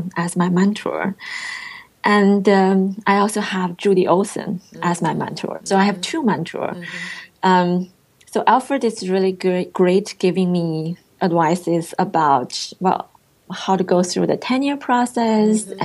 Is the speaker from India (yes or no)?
no; China; English is a second language; moved away as an adult; now in Irvine, United States